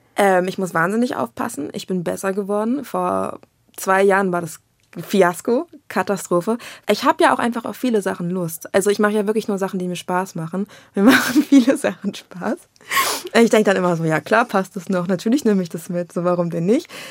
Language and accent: German; Berlin, Germany; ich bin aus Berlin